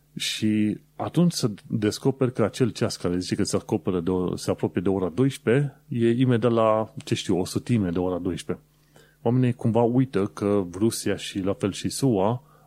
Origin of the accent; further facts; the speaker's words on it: Romania; now in United Kingdom; născut pe acolo